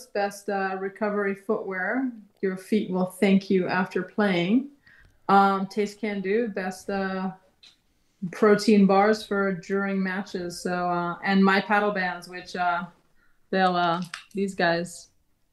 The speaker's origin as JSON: {"language": "English", "country": "Gibraltar", "said": "I'm from Gibraltar"}